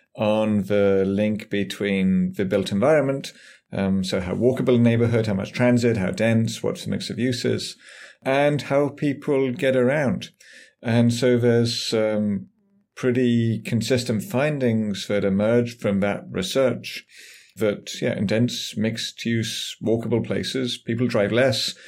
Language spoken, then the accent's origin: English; England, United Kingdom; moved away as an adult; also born or lived in San Francisco, United States; now in United States; I grew up in England, as might be obvious from my, from my voice